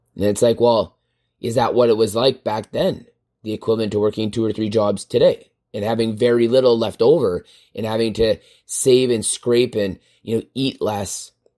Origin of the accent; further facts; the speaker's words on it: Canada; as Canadian citizens